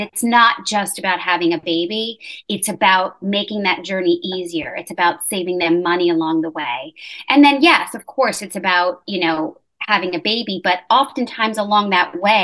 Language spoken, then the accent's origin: English; New York, United States; moved away as an adult; now in Charlotte, United States; I'm originally born and bred in New York, but living down now in South Charlotte